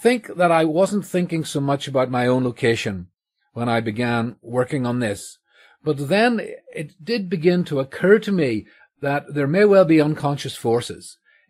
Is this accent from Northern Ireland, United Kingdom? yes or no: yes; Northern Ireland, United Kingdom; So, you know, I grew up here in Northern Ireland in a version of Scots Presbyterianism.